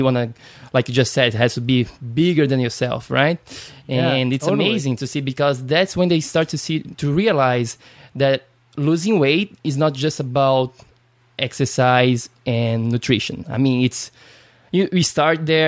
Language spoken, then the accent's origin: English; Brazil; English is a second language; I'm from Brazil